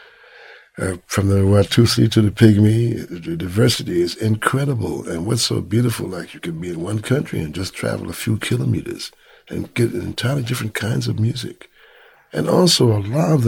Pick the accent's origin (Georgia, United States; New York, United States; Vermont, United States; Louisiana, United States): New York, United States; New York City; growing up in Brooklyn